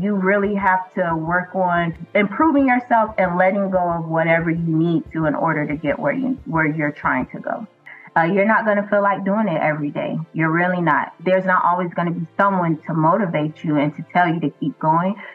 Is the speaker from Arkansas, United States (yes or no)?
no; Miami, Florida, United States; I am born and raised in the county of Dade, Miami, Florida